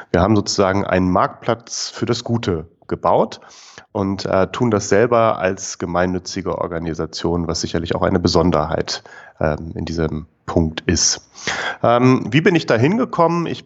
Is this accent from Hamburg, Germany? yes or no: yes; Hamburg, Germany; Ich komme ursprünglich aus Hamburg